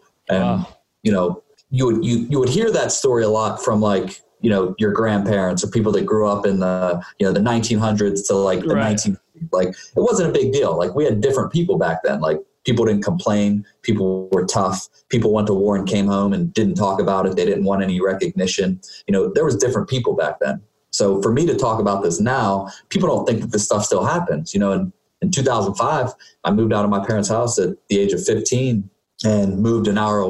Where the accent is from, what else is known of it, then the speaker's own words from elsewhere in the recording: Uniontown, Pennsylvania, United States; So, I grew up in Uniontown, Pennsylvania. It's okay. A small town in Fayette County, about 40 miles south of Pittsburgh.